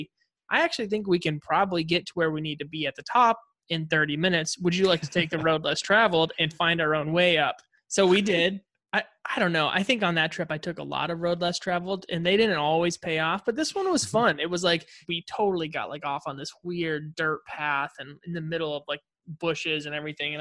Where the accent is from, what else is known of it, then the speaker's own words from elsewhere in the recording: United States; we're like as American as they come.